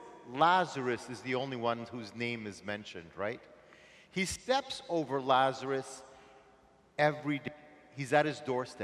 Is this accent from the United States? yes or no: no; Montreal, Quebec, Canada; I'm from Montreal.